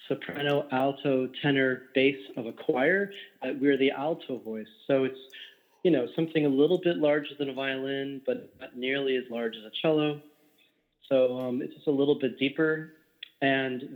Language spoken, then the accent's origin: English; Berkeley, California, United States; also born or lived in Walnut Creek, California; now in New Jersey, United States; I was born in Berkeley, lived in Walnut Creek